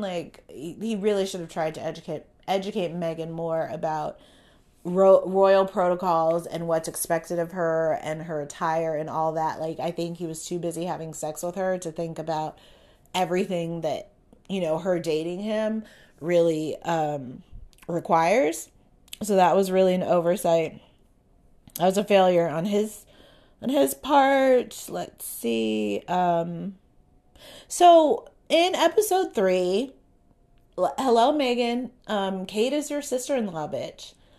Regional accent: United States; I am American as fuck.

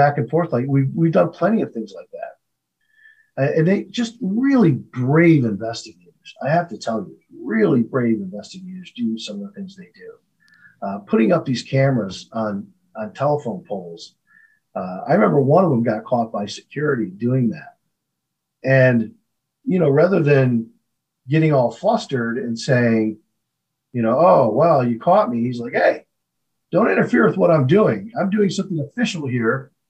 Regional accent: Flint, Michigan, United States; growing up in Flint, Michigan

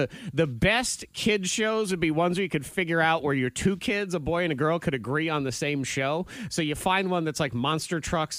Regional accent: New England, United States; now in Southwest Virginia, United States; I grew up in New England.

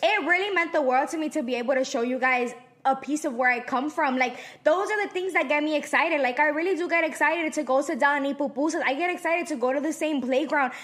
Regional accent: El Salvador; moved away; I am from El Salvador. I am raised there

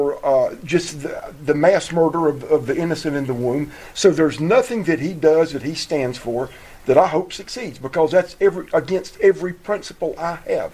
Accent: South Carolina, United States; It's not Nikki Haley that was the governor from my home state of South Carolina.

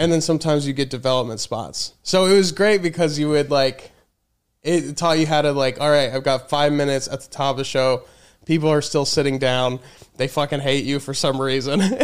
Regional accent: Colorado, United States; moved away as an adult; also born or lived in Chicago / Los Angeles / New York; now in Austin, United States; I mainly grew up in Colorado

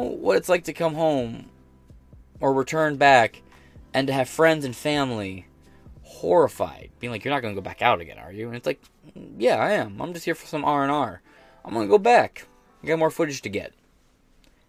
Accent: United States; as an American

